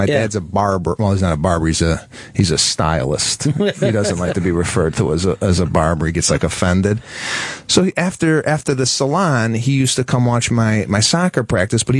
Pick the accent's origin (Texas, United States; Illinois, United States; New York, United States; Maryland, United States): Illinois, United States; Arlington Heights; moved away as an adult; now in Los Angeles, United States; I grew up in the northwest suburbs of Arlington Heights